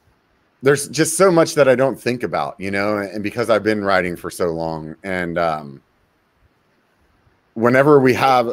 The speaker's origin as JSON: {"language": "English", "region": "California", "country": "United States", "said": "Yeah it's kind of crazy to think about as a Californian, you know."}